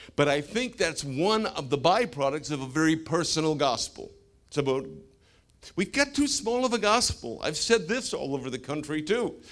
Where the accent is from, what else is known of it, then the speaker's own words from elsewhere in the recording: Canada; now in United States; I'm a Canadian.